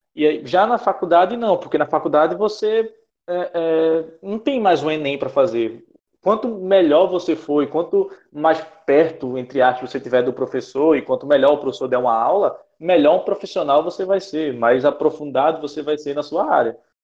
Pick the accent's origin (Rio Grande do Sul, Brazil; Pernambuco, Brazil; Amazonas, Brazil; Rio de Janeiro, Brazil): Pernambuco, Brazil; Recife; moved away as an adult; now in João Pessoa, Brazil; eu não, não sou daqui, eu sou de Recife, então fiz toda a minha, minha vida escolar em Recife